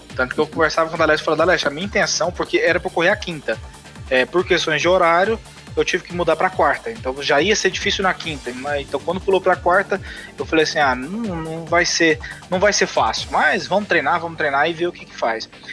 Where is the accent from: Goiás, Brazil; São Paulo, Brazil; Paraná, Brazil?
Goiás, Brazil; Goiânia; sou de Goiânia, natural de Goiânia